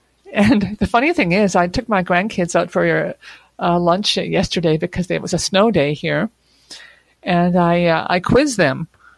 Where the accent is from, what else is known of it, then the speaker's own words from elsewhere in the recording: Quebec, Canada; born there; also born or lived in various places across Canada; I consider myself to be a Quebecer. I was born here in Quebec, as were my two brothers. My parents were also born here. But I haven't lived in Quebec all my life because my dad was in the Canadian Armed Forces.